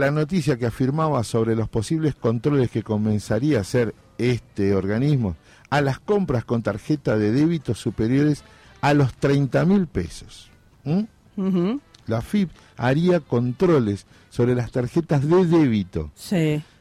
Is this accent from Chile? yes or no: no; Corrientes, Argentina; soy correntino, este, que estamos acostumbrados al calor fuerte, los jejenes, los tábanos.